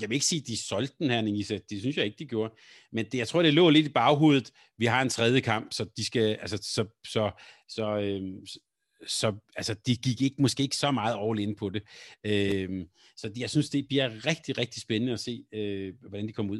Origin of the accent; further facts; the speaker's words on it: Helsingør, Capital Region of Denmark, Denmark; i min barndom, da jeg voksede op i Helsingør